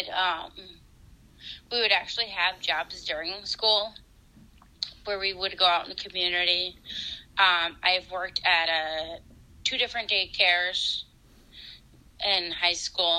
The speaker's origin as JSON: {"language": "English", "region": "Iowa", "country": "United States", "moved": "yes", "lives_now": "Waseca, United States", "said": "I'm originally from Iowa"}